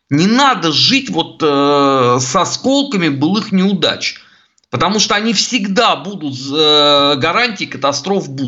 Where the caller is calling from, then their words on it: Saint Petersburg, Russia; я из Санкт-Петербурга.